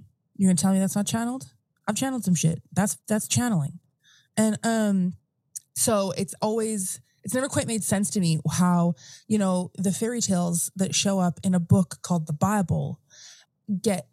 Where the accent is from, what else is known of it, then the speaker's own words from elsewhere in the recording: Morden, Manitoba, Canada; moved away as an adult; I did lots of my growing up in Southern Manitoba in Morden